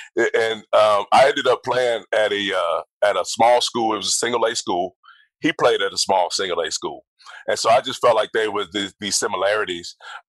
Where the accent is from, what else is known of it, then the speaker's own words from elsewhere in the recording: Georgia, United States; Because I was, you know, played at Georgia, I'm from Georgia, all of that stuff, and I didn't get drafted by the Falcons.